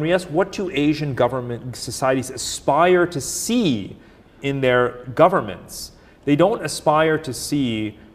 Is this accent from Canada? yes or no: no; India; moved away; I was born in India